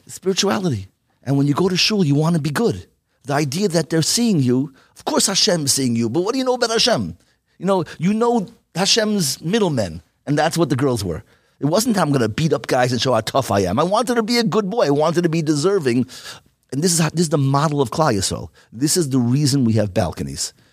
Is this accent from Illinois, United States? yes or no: no; New York, United States; now in Lakewood, United States; I came from Wash Nights